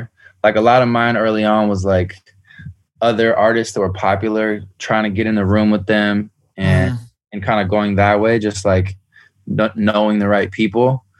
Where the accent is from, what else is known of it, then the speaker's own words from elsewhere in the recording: San Francisco, California, United States; San Francisco, Bay Area.